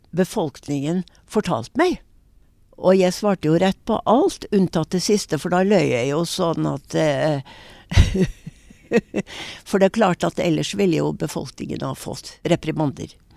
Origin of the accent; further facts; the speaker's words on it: Norway; jeg er jo norsk